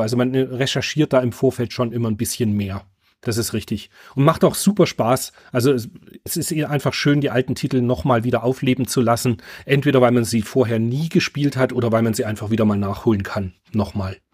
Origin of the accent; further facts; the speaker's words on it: Germany; ich bin halt in der DDR groß geworden